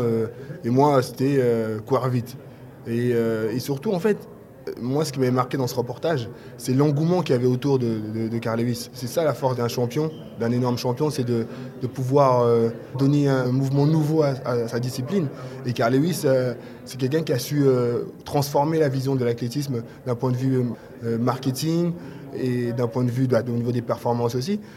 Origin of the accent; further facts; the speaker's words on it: Paris, Île-de-France, France; ici chez moi à Paris